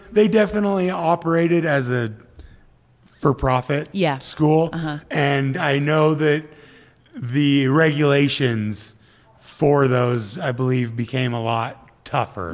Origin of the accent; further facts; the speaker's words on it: Midwest, United States; moved away as an adult; also born or lived in Minneapolis; now in California, United States; I grew up grew up in the Midwest with harsh winters for you know 24 years of my life at that point